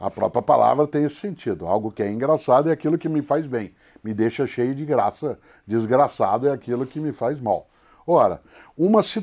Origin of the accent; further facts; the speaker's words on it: Brazil; accent: caipira; Inclusive porque esse sotaque que eu uso não é meu sotaque original. Esse é o sotaque que eu uso por conta da comunicação, de rádio, de TV. Eu sou caipira.